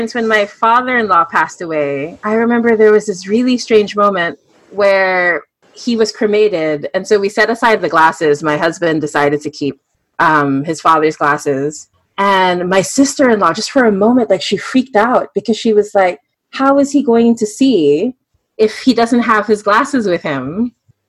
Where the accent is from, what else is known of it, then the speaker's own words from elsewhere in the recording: Singapore; I grew up in Singapore.